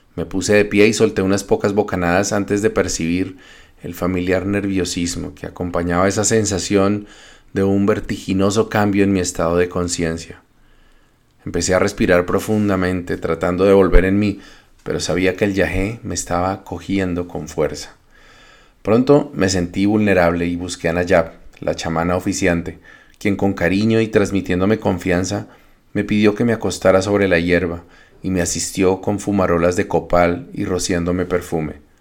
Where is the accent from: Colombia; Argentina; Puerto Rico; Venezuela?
Colombia; moved away as an adult; now in Canada; Me fui de Colombia frustrado por el fracaso del plebiscito por la paz en 2016